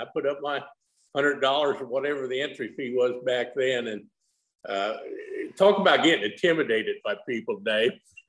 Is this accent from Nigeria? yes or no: no; Nebraska, United States; I grew up in Nebraska